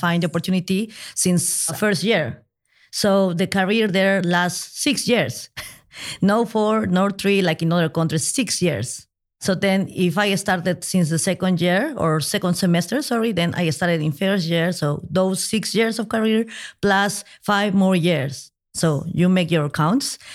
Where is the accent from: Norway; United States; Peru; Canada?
Peru; now in Madrid, Spain; I'm originally from Peru